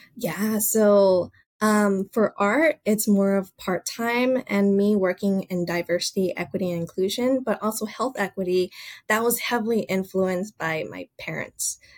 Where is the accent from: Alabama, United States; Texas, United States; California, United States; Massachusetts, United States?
California, United States; Los Angeles; also born or lived in Boston; I was born and raised in Los Angeles